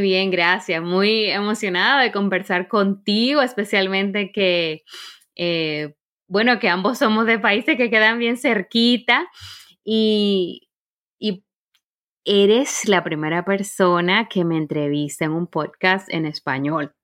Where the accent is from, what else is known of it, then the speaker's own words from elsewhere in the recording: Santo Domingo, Distrito Nacional, Dominican Republic; moved away as an adult; also born or lived in Santiago, Chile / Zurich, Switzerland; now in Germany; Yo soy eh, de Santo Domingo, de la República Dominicana, y viví ahí hasta que tuve 23 años.